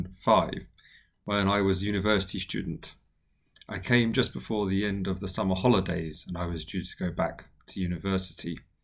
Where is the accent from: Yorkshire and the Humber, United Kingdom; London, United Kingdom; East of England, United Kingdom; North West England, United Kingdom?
London, United Kingdom; moved away as an adult; now in Japan; I'm originally from London in the UK. I have been living and working in Japan as a teacher for many years now